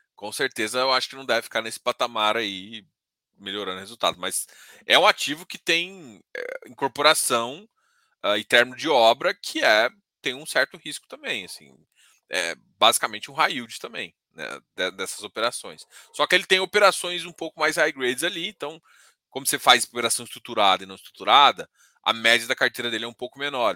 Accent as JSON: {"language": "Portuguese", "country": "Brazil", "said": "eu sou brasileiro"}